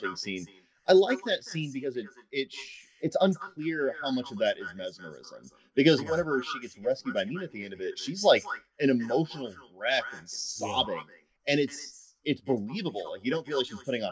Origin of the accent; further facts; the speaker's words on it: United States; as an American